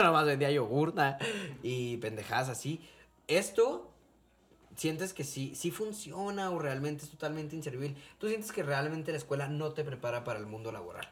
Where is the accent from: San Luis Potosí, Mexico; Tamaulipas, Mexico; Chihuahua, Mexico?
Chihuahua, Mexico; Cuauhtémoc; somos de, de Cuauhtémoc